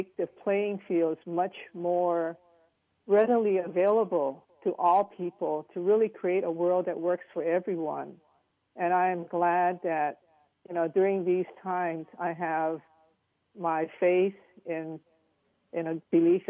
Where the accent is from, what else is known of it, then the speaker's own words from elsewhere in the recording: Hawaii, United States; moved away as an adult; now in San Francisco, United States; I'm Asian American, raised in Hawaii